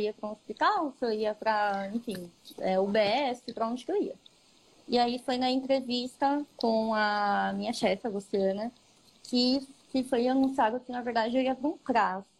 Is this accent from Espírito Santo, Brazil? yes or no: no; Ribeirão Pires, São Paulo, Brazil; na cidade que eu nasci, que eu nasci em Ribeirão Pires